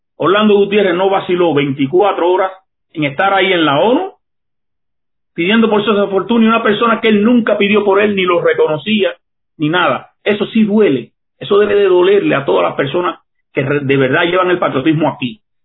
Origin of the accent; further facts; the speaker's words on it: Cuba; Como joven cubano, levantarme contra esa tiranía, lo hice en 1988